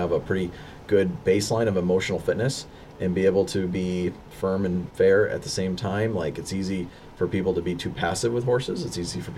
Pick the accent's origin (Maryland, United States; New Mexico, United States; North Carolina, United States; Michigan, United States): Michigan, United States; moved away as an adult; also born or lived in Avon Park, Florida; now in Florida, United States; I was born in Florida, Avon Park, Florida, but I grew up in Michigan